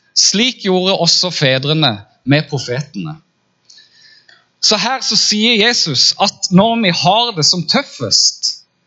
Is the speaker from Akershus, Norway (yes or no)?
no; Farsund, Agder, Norway; now in Kristiansand, Norway; jeg kommer egentlig fra Farsund og har bodd i Kristiansand siden 97